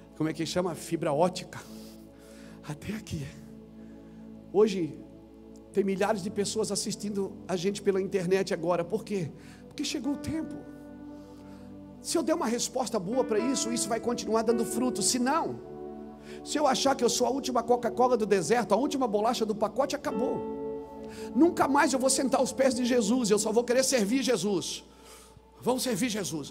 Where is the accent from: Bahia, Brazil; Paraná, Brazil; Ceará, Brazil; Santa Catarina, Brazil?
Santa Catarina, Brazil; eu sou lá de Santa Catarina, sou um pregador